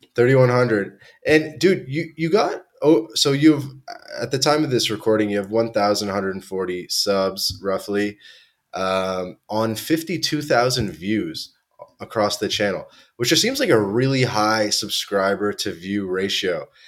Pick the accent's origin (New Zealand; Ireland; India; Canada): Canada; Toronto, Ontario; moved away; I grew up in Toronto, Canada.